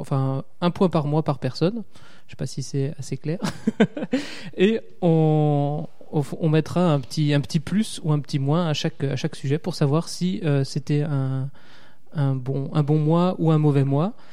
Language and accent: French; Alsace, Grand Est, France; accent: Alsatian; Je viens d'Alsace. Ça ah. s'entend à mon, mon accent chantant.